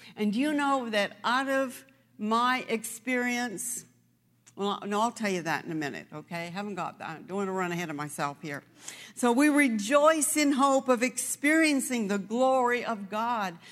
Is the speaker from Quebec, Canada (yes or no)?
no; New Brunswick, Canada; moved away; that's where I come from. I was born in, um, I was born in New Brunswick